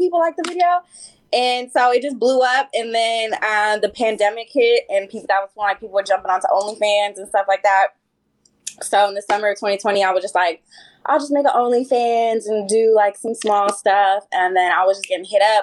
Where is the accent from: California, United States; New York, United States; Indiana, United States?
California, United States; San Francisco; I'm originally from San Francisco